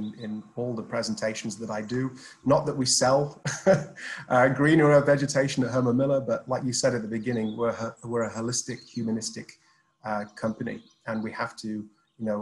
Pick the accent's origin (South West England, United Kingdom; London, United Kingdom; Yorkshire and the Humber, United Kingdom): Yorkshire and the Humber, United Kingdom; Sheffield; now in Dubai, United Arab Emirates; I'm from Sheffield